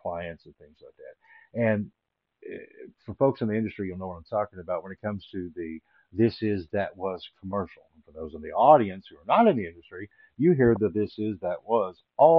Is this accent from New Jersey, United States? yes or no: no; Little Rock, Arkansas, United States; Growing up in Little Rock, Arkansas, there really wasn't much of a film scene